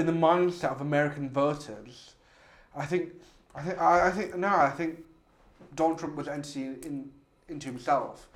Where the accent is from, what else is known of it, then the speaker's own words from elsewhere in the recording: Hull, Yorkshire and the Humber, United Kingdom; I'm from Hull.